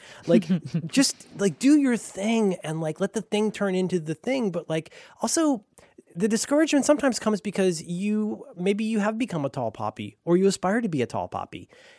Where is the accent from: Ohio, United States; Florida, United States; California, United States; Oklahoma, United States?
Florida, United States; I'm from Florida. I didn't have anything good.